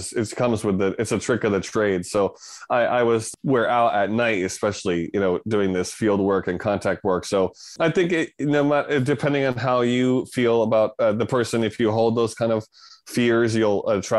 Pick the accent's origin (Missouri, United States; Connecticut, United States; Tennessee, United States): Connecticut, United States; moved away; I'm from Connecticut originally.